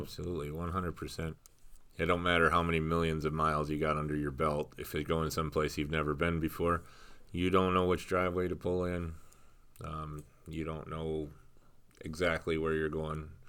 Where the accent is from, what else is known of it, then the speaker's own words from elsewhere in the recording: Wisconsin, United States; I grew up here in Wisconsin.